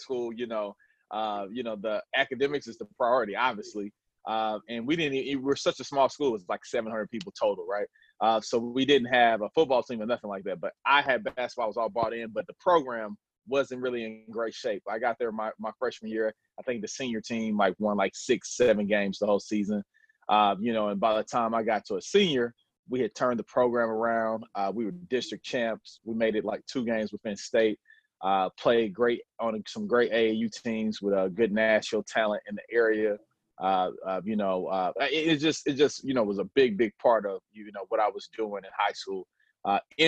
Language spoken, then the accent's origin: English; Nashville, Tennessee, United States; moved away as an adult; now in New York, United States; I'm originally from Nashville, Tennessee. So born and raised.